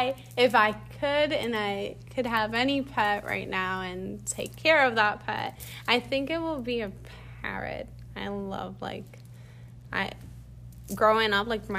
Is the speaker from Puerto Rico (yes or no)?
yes; Puerto Rico; moved away as an adult; now in Florida, United States; I'm from Puerto Rico. I've been living here for 5 years in Florida.